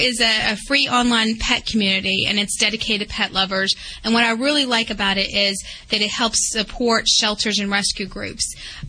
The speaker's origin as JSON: {"language": "English", "region": "West Virginia", "country": "United States", "lives_now": "New Jersey, United States", "said": "No, it's not at all. I'm originally from West Virginia."}